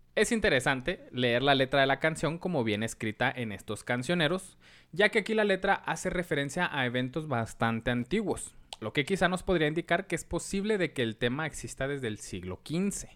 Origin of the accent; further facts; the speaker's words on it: Mexico; uno como mexicano se sabe de toda la vida